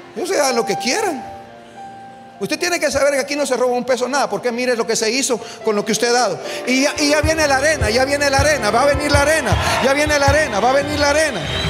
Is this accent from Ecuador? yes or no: no; Guatemala; nosotros como guatemaltecos